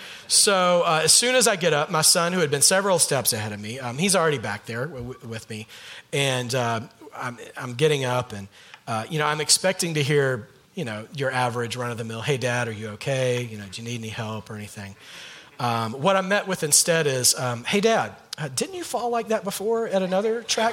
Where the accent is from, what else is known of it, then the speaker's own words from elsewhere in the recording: Southern US, United States; I am from the South, so these names are going to be fun.